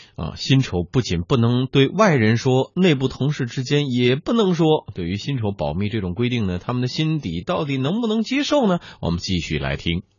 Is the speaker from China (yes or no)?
yes; China; 我们中国人经常讲